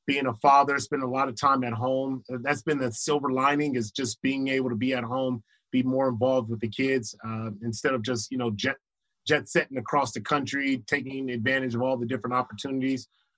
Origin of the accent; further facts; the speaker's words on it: Los Angeles, California, United States; I used to think because I was from Crenshaw, I was like, shoot, man, if Lights come up talking some mess, man, I take him out from the hood.